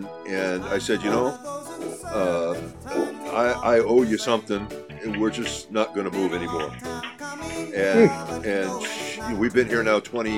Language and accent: English; Whittier, California, United States; Okay. Well, I was born and raised in Whittier.